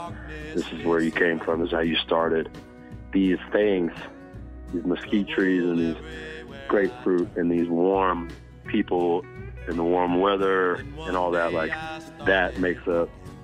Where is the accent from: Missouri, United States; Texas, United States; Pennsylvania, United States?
Texas, United States; Los Fresnos; moved away; I remember the farms around where we lived outside of the small town called Los Fresnos. And we had this caliche driveway. It's like a gravel driveway.